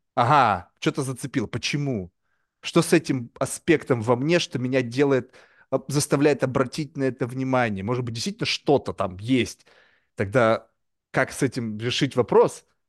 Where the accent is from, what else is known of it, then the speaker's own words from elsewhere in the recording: Russia; first language Russian; moved away as an adult; now in New York, United States; я родился в России